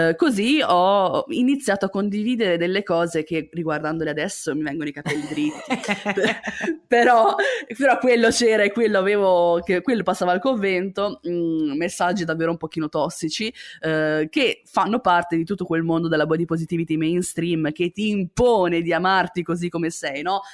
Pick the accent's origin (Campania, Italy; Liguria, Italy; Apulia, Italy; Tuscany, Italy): Liguria, Italy; La Spezia; moved away as an adult; now in Milan, Italy; quando mi sono trasferita a Milano dalla Spezia, perché io vengo dalla Spezia, cittadina di provincia